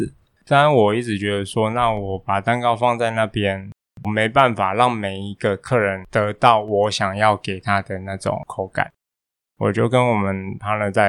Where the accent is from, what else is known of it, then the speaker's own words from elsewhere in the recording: Tainan, Taiwan; 那我台南人，我台南人。